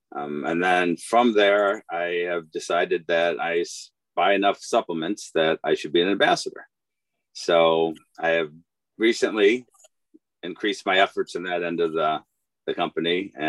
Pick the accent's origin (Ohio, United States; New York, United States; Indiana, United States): Ohio, United States; Akron; also born or lived in Cleveland area; now in Cleveland, United States; I am from Akron. I currently live in the Cleveland area.